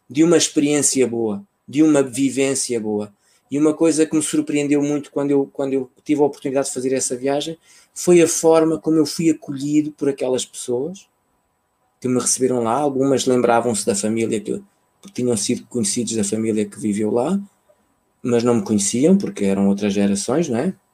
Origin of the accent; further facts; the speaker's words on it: Mozambique; born there; ainda fiz um segundo voo para a terra onde eu nasci, que é uma cidade no centro do país.